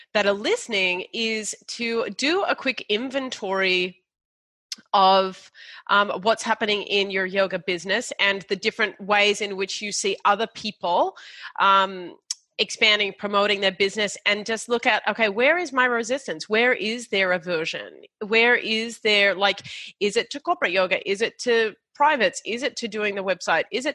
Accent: Australia; We're Australian

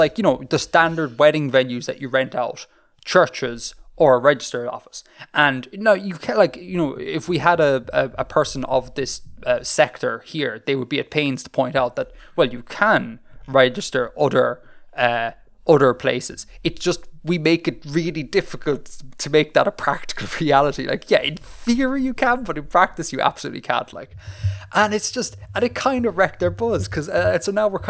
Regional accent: Saudi Arabia; born there; I was not born in Ireland. As you know, Bill, I was born in Saudi Arabia.

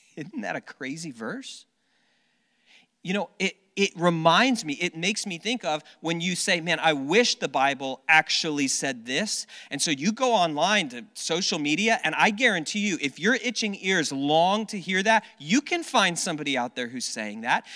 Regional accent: South Florida, United States; when I was a, a kid, I grew up down in South Florida

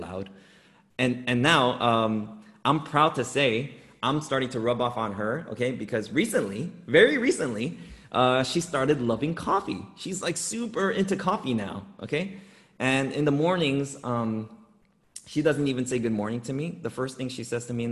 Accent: Los Angeles, California, United States; I grew up in Los Angeles, in urban Los Angeles

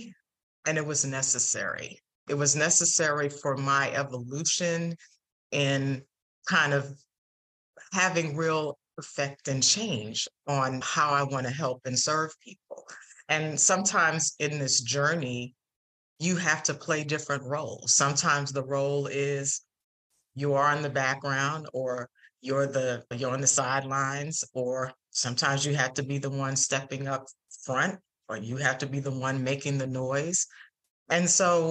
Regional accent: New York City, New York, United States; also born or lived in Atlanta, Georgia; I grew up in the Bronx in New York City

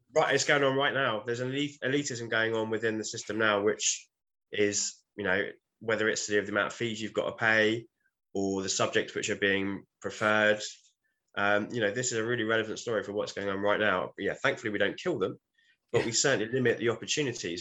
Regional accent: United Kingdom; But we're British

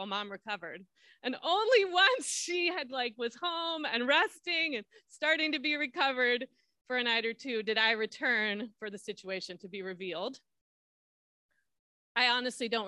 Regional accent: Southern California, United States; I grew up in Southern California

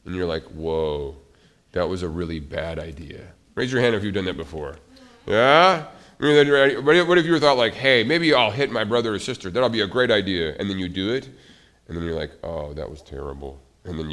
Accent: Montana, United States; moved away; I grew up in Montana, and I used to live near sheep

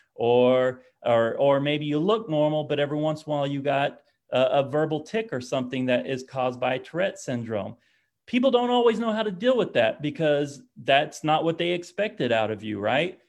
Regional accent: Oklahoma, United States; I'm from Oklahoma

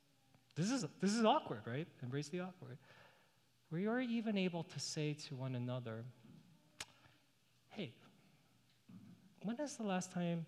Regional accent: New York City, New York, United States; now in Northern Virginia, United States; I grew up in New York City.

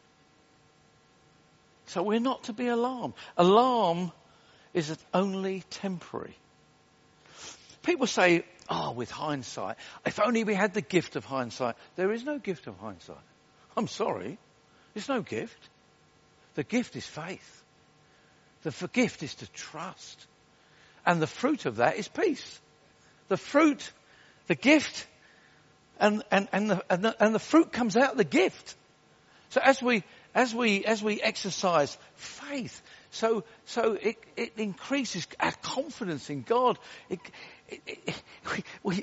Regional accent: Wales, United Kingdom; I'm Welsh

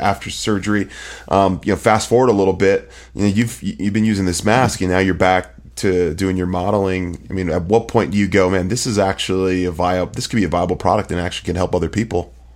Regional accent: Bay Area, California, United States; I'm from the Bay Area

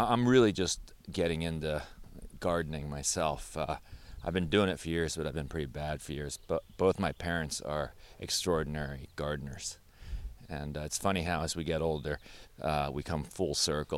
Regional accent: New Haven, Connecticut, United States; we grew up on Prospect Street, mm-hmm. Not too far from downtown. And when I was small, my mother started Mia's in the apartment at 470 Prospect Street

